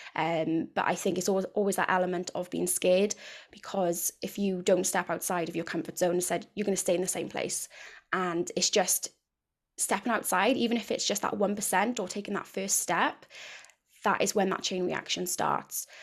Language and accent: English; near Cardiff, South Wales, United Kingdom; I'm from South Wales, uh, near Cardiff, if you can't already tell by the accent